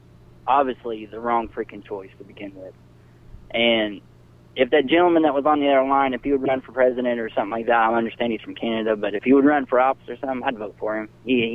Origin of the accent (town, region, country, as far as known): Indiana, United States; born or raised there; now in Kentucky, United States